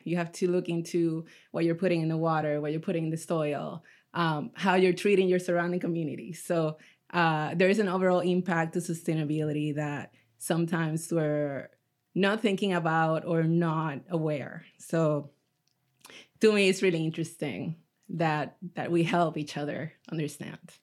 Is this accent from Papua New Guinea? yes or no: no; Puerto Rico; now in Orange County, United States; I'm originally from Puerto Rico